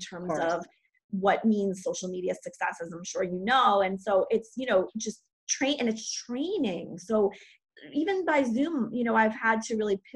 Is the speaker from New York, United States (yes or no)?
yes; New York City, New York, United States; I live in New York City, which is a really weird place to be right now. I was born in New York, and I love living here.